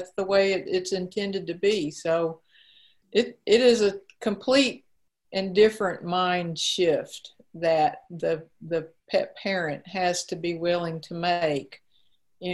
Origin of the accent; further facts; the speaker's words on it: Mississippi, United States; moved away; I'm originally from Mississippi